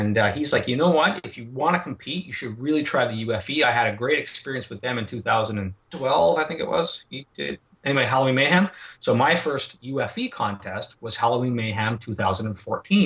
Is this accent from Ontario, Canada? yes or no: no; Montreal, Quebec, Canada; born and raised in Montreal.